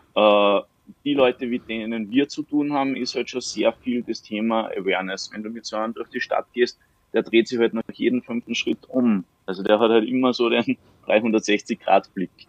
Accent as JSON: {"language": "German", "region": "Salzburg", "country": "Austria", "said": "Ich bin aus Salzburg."}